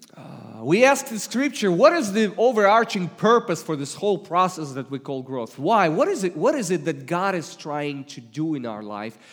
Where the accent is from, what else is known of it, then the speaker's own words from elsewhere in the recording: Russia; accent: Russian; English is a second language; moved away; I come originally from Russia